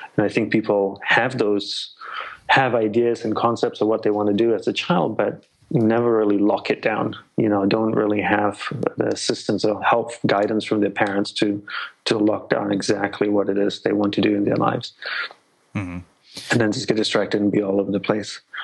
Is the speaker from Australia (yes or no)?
yes; Australia; moved away as an adult; also born or lived in Malaysia / Hawaii; grew up in Australia